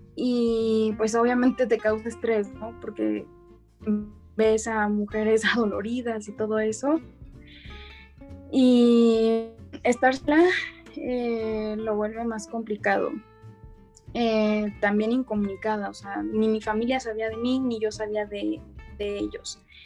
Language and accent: Spanish; Mexico City, Mexico; soy de México, específicamente de la Ciudad de México